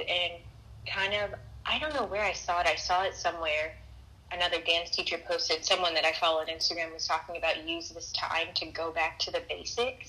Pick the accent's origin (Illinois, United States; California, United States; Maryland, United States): California, United States; I'm actually from California, so most a lot of my family is here.